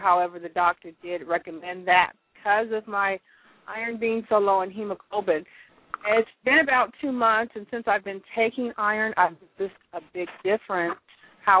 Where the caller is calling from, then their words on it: Orange County, California, United States; I'm calling from Orange County